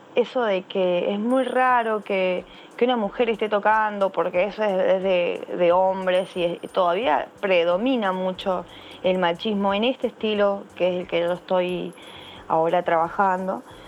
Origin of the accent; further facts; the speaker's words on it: San Juan, Argentina; yo soy de la provincia de San Juan, eso está ubicado en la región de Cuyo, en, Argentina.